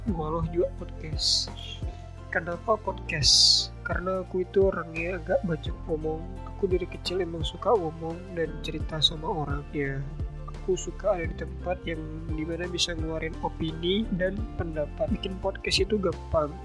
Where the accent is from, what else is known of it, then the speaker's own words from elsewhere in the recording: Riau, Indonesia; Aku asli dari Riau